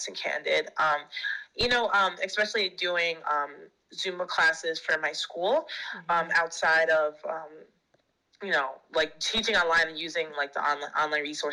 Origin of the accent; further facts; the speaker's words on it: New York, United States; moved away as an adult; now in Shanghai, China; I'm from the United States. I'm from the state of New York